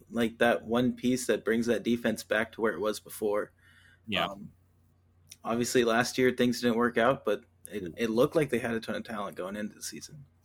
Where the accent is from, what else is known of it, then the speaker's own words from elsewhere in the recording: Eastern Washington, United States; I'm from Eastern Washington. I'm from the desert, not the coast.